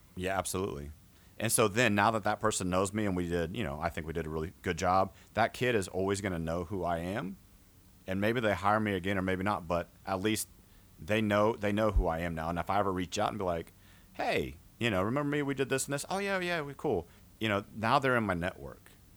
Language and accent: English; outside of San Antonio, Texas, United States; I grew up outside of San Antonio